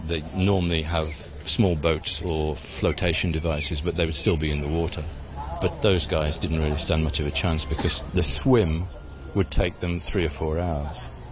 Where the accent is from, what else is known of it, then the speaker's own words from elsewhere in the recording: United Kingdom; moved away as an adult; also born or lived in Hong Kong; being a British officer in a very remote area of Hong Kong